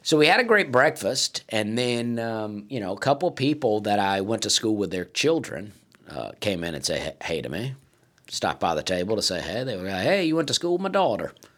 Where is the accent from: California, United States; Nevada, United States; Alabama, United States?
Alabama, United States; moved away; I'm from Alabama